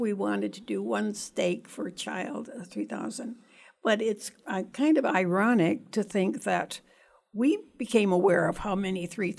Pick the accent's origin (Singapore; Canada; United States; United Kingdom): Canada; moved away as an adult; I think also I immigrated to this country from Canada years ago and with my husband and three children.